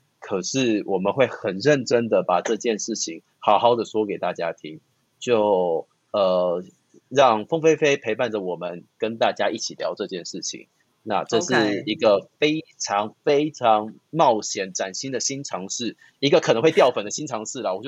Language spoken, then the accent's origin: Chinese; Taiwan; 那或许身为台湾人，身为亚洲人，身为在这样子的环境成长的这些